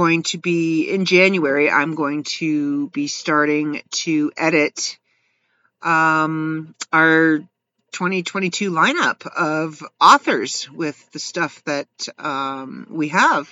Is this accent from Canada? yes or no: yes; Canada; As a Canadian